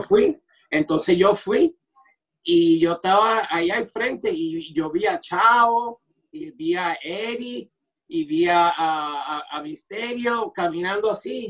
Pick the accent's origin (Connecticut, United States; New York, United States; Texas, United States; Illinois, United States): New York, United States; Rockland County; also born or lived in Puerto Rico; en New York, en Rockland County, donde, de donde yo soy.